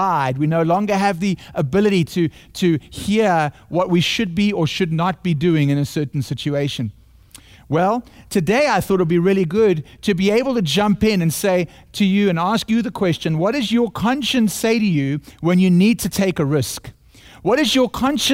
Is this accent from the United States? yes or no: no; South Africa; accent: South African; my heavenly accent from South Africa